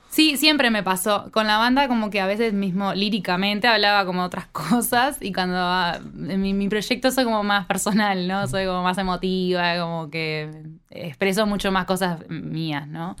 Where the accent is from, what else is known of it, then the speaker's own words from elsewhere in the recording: Neptunia, Canelones, Uruguay; yo soy de Neptunia